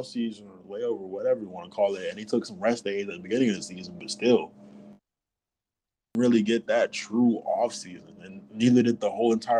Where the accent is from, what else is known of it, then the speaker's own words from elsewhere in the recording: United States; as an American